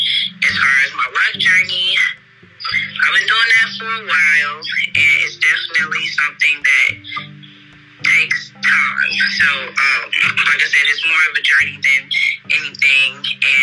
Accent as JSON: {"language": "English", "town": "Chicago", "region": "Illinois", "country": "United States", "tie": "born or raised there", "said": "I am from Chicago, Illinois, born and raised."}